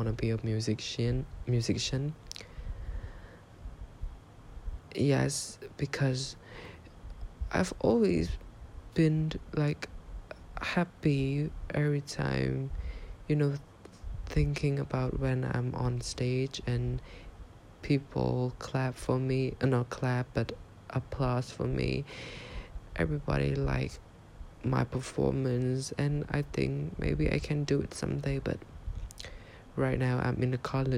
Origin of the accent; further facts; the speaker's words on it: Cambodia; English is a second language; I am from Cambodia.